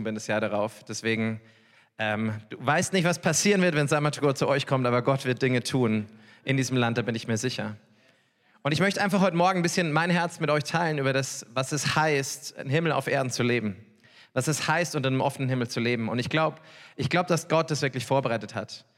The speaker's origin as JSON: {"language": "German", "area": "Upper Palatinate", "region": "Bavaria", "country": "Germany", "also_born_or_lived": "Norway", "said": "ich komme wirklich aus der Oberpfalz"}